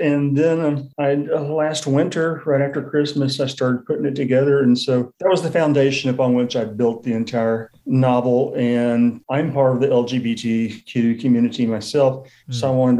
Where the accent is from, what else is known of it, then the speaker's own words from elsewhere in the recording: San Antonio, Texas, United States; also born or lived in Germany; I've been to Berlin. I lived in Germany. I'm from San Antonio, Texas. I've been in the Texas Hill Country.